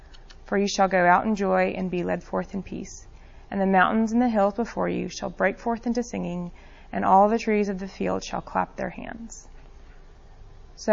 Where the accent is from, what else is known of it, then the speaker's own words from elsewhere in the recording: Birmingham, Alabama, United States; I grew up here in Birmingham, so I have limited experience with this